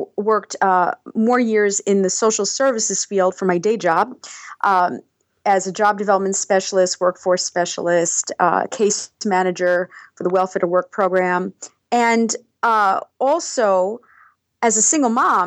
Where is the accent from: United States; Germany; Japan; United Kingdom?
United States; New York City, New York; also born or lived in Seattle / Colorado / Anchorage, Alaska; now in Palmer, Alaska, United States; I was born in Brooklyn